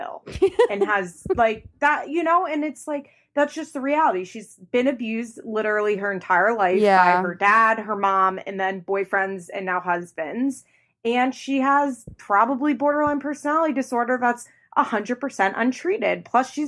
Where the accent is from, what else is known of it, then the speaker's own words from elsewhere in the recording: outside of Philadelphia, Pennsylvania, United States; moved away as an adult; also born or lived in Florida; I am from outside of Philadelphia, from like the Philly suburbs